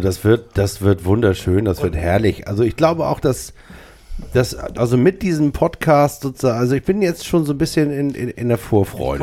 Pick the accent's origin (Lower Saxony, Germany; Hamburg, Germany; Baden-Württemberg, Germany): Hamburg, Germany; als Hamburger bin ich